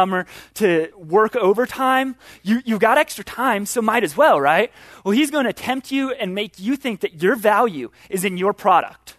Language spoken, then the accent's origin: English; Chicago, Illinois, United States; moved away; I'm from Chicago